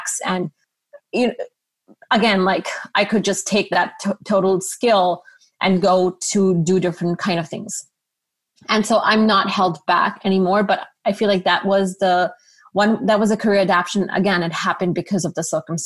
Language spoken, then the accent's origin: English; Karachi, Sindh, Pakistan; moved away as an adult; also born or lived in Savannah, Georgia; So I grew up in Karachi, Pakistan